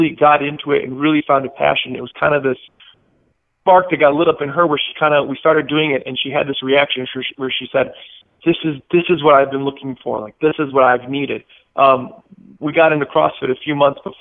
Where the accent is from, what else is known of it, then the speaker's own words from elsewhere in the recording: Milwaukee, Wisconsin, United States; also born or lived in Chicago, Illinois; I'm originally from Wisconsin, so just north of the border outside of Milwaukee. Born in Chicago, but moved to Milwaukee pretty young